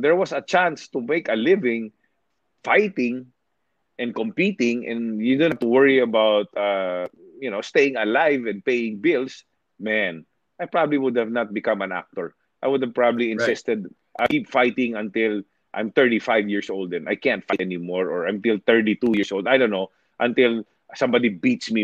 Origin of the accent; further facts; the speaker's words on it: Negros Occidental, Western Visayas, Philippines; English is a second language; moved away; also born or lived in Manila; I'm Ilonggo. I'm Provinciano from Negros Occidental. I was born in Manila, but I was raised there. I grew up there. I went to school there